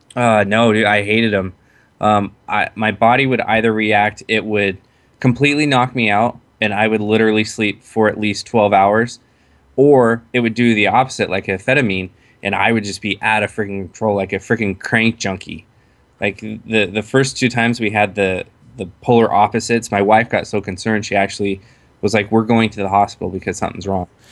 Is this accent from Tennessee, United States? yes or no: no; Waldport, Oregon, United States; also born or lived in Salt Lake City, Utah; I grew up on the Oregon coast in a small town called Walport.